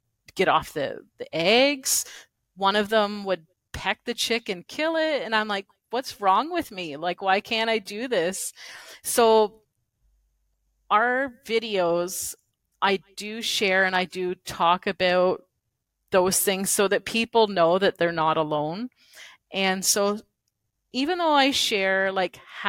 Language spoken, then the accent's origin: English; Canada; as a Canadian content creator